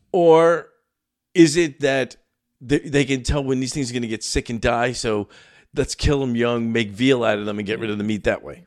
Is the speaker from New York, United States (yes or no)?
yes; New York City, New York, United States; moved away; I grew up in Brooklyn